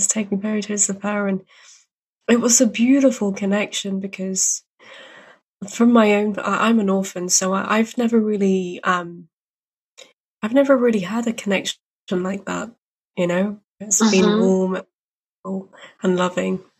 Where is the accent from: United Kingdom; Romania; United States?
United Kingdom; I'm Brit